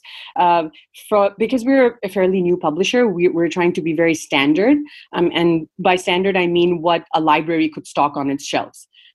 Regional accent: Dhaka, Dhaka Division, Bangladesh; English is a second language; moved away as an adult; also born or lived in Canada / California, United States; now in United States; I grew up in Bangladesh, and I've lived in North America since I started college. So from like about 18, I've lived in Canada and now the USA. But that means that my entire childhood was in Bangladesh

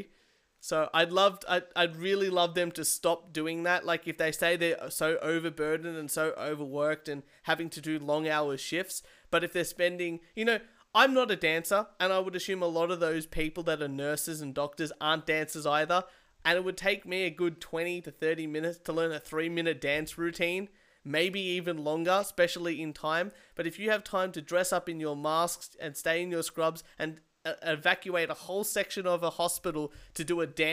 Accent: Australia; as an Australian

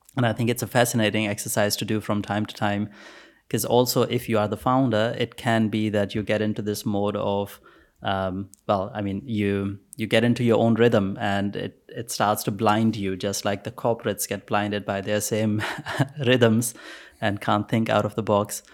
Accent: Pakistan; I was born in Pakistan, by the way. So, um, no computers in school. I think when I was in grade eight, we probably had one computer at school

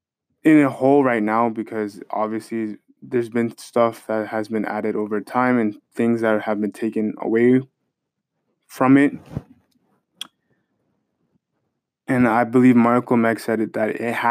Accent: Canada; as a Canadian

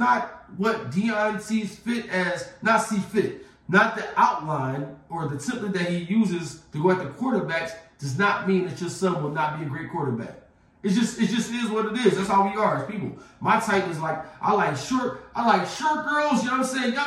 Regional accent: Philadelphia, Pennsylvania, United States; Growing up in Philadelphia

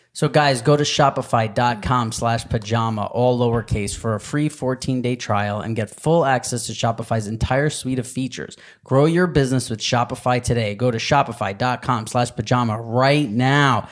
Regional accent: New York, United States; growing up in New York

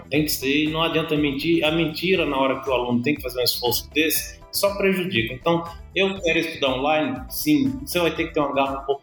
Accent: Paraíba, Brazil; now in São Paulo, Brazil; eu sou da Paraíba, cheguei em São Paulo com minha família

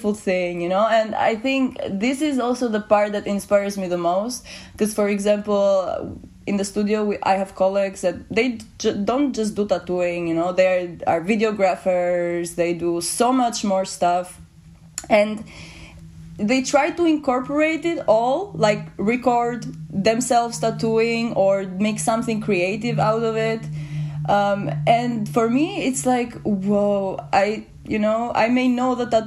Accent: Albania; now in Amsterdam, Netherlands; I'm from Albania

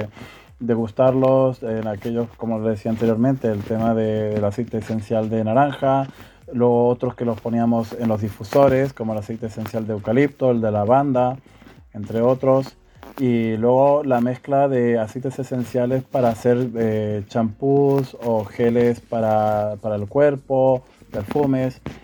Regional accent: Argentina; now in Spain; Soy natural de Argentina y llevo residiendo en España desde hace 29 años

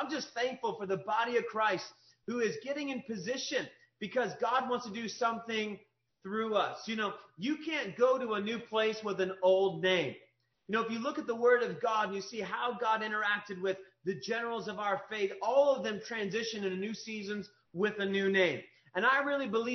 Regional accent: Kentucky, United States; I was raised in Kentucky

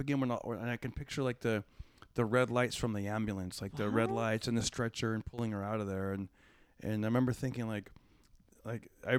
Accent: Fresno, California, United States; I performed at a casino near my hometown, which is Fresno

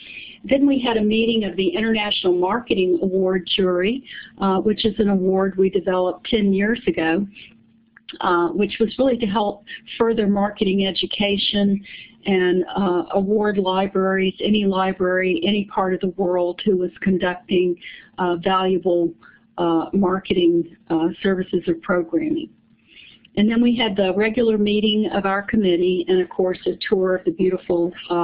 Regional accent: Florida, United States; I'm from Florida.

